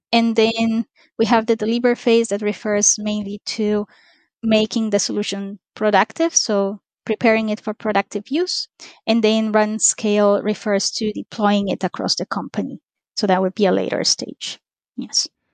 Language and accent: English; Ecuador; moved away; I'm originally from Ecuador